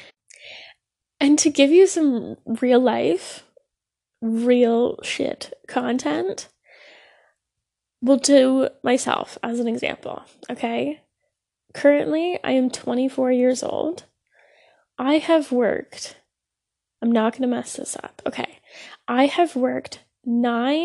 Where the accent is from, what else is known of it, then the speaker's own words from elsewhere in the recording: Ontario, Canada; I am Canadian, I live in Ontario